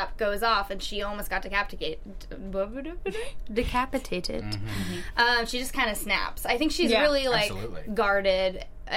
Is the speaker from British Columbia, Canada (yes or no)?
yes; Vancouver, British Columbia, Canada; I'm from Vancouver